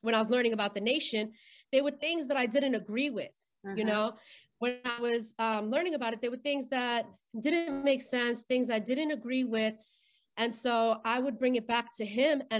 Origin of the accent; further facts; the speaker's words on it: Florida, United States; I grew up in Florida